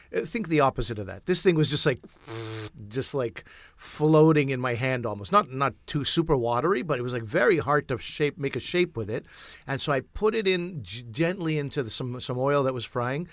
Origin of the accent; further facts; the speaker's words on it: Pakistan; as a Pakistani, we'd make something called aloo tikkies